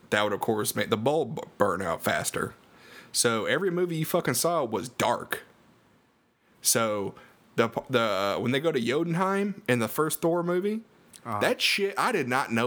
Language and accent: English; Central Alabama, United States; probably gathered from my accent, I am from Alabama